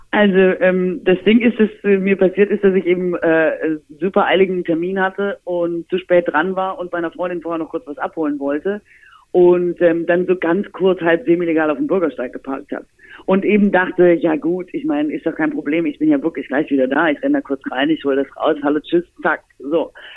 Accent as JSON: {"language": "German", "region": "Swabia", "country": "Germany"}